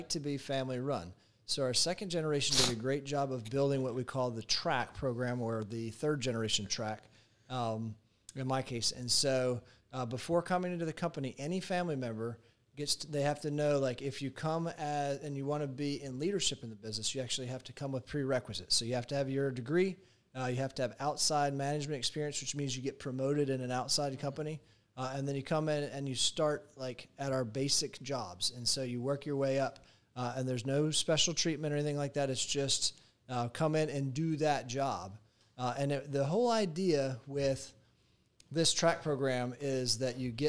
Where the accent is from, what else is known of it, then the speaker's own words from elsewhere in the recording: Georgia, United States; moved away as an adult; I grew up in Georgia.